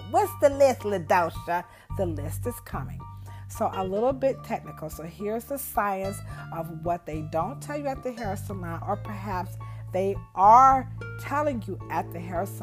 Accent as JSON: {"language": "English", "country": "United States", "said": "I'm an American"}